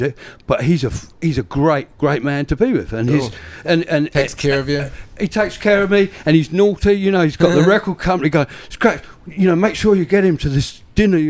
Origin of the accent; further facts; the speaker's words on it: Brighton, South East England, United Kingdom; now in New Zealand; I'm from Brighton.